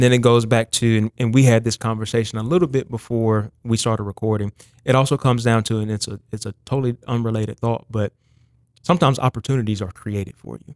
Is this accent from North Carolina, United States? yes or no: yes; Lexington, North Carolina, United States; I, I grew up in Lexington, North Carolina, so it's about forty-five minutes north of Charlotte, right outside Winston-Salem.